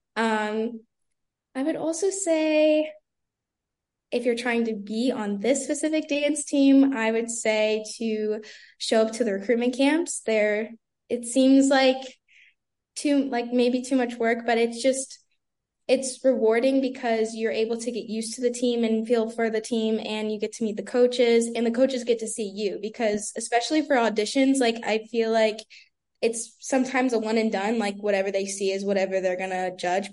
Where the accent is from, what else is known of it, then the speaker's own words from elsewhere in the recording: Brandon, Florida, United States; I'm originally from Brandon, Florida